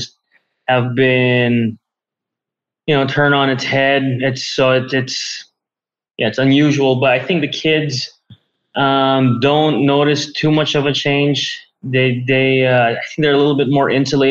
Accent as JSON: {"language": "English", "town": "Manila", "region": "Metro Manila", "country": "Philippines", "tie": "born or raised there", "said": "I was born and raised here in Manila, Philippines"}